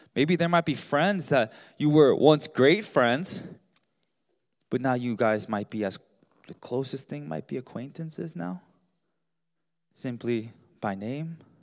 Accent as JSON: {"language": "English", "town": "Baltimore", "region": "Maryland", "country": "United States", "tie": "born or raised there", "said": "We grew up in Baltimore, and so we're huge Baltimore Ravens fan"}